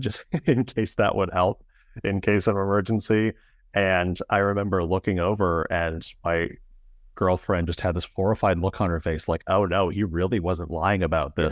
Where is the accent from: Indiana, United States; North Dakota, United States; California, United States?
Indiana, United States; I'm from the Midwest here in the United States, from, uh, Indiana